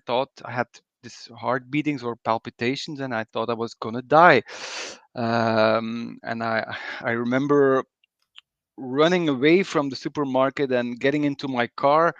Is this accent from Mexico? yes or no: no; Belgium; also born or lived in Bruges; I'm from Belgium